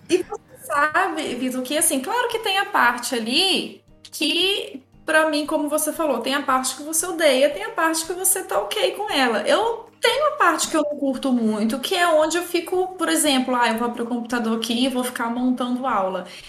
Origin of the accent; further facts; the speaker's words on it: interior of Minas Gerais, Brazil; Eu sou do interior de Minas